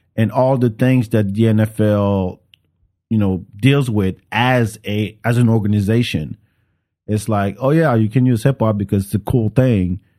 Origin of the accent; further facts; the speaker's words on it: France; moved away; I grew up with it in France